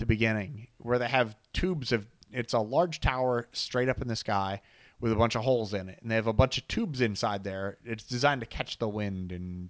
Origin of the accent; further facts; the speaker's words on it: central Pennsylvania, United States; We grew up strictly in the Alabama part of Pennsylvania.